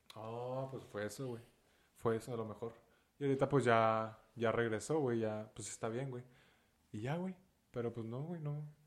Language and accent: Spanish; Ciudad Juárez, Chihuahua, Mexico; soy de Ciudad Juárez